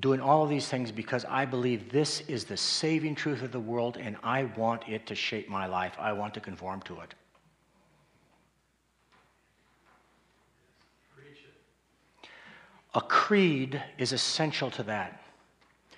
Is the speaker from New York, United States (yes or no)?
no; Colorado Springs, Colorado, United States; I grew up in Colorado Springs